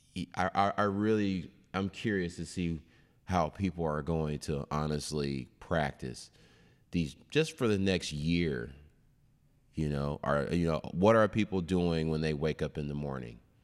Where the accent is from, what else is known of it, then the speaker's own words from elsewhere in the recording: Seattle, Washington, United States; also born or lived in Kent, Washington / Rainier Valley, Seattle / Northgate, Seattle; I grew up in the Central in the early eighties